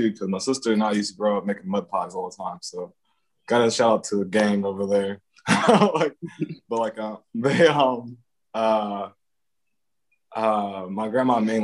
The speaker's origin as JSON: {"language": "English", "region": "Northeast Ohio", "country": "United States", "tie": "born or raised there", "said": "my hometown is like, it's Italians, Greeks, based community"}